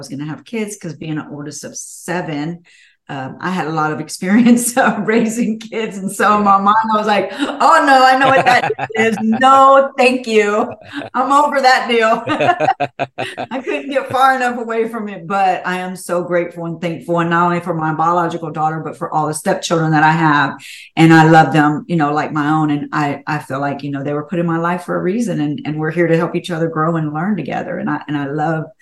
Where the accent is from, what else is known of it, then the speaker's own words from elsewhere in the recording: Houston, Texas, United States; I was born in Houston. I was born and raised. I love Houston.